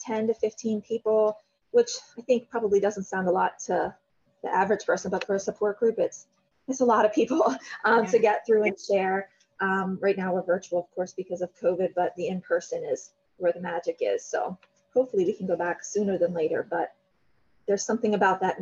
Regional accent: Carlisle, Pennsylvania, United States; I'm a lifer. I'm 3 minutes down the road on the same road

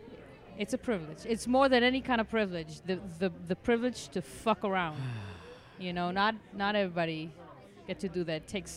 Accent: Tel Aviv, Tel Aviv District, Israel; English is a second language; moved away as an adult; now in United States; I am Israeli. I'm from Tel Aviv.

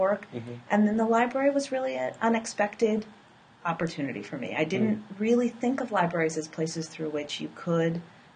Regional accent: West Coast, United States; now in Chicago, United States; I am from the West Coast. I lived for a long time on the East Coast

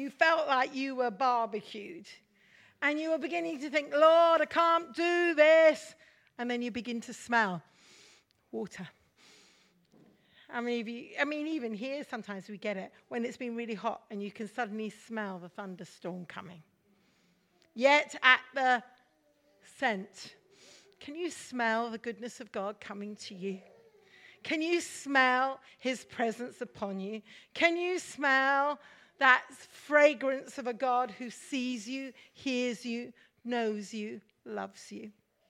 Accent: Mumbai, Maharashtra, India; Many of you know I'm a Mish kid and I grew up in India. And we're just coming June the 20th is a very important day for us as kids growing up in Mumbai now.

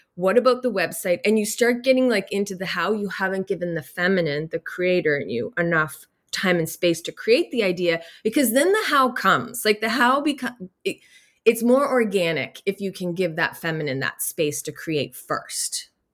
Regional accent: Nova Scotia, Canada; I grew up in here in Nova Scotia, in beautiful Nova Scotia

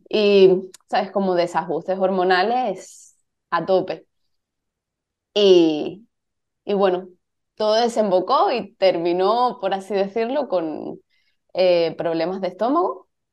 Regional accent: Cádiz, Andalusia, Spain; moved away as an adult; also born or lived in Madrid; Yo soy de Cádiz y, me fui a Madrid con 18, 19 años

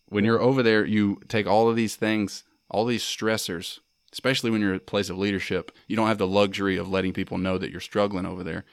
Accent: Mississippi, United States; proud of being from Mississippi, I'm proud of being American

